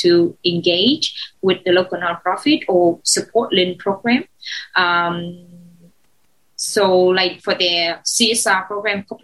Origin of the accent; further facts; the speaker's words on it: Ho Chi Minh City, Vietnam; English is a second language; I was born in Saigon. I'm Saigonese.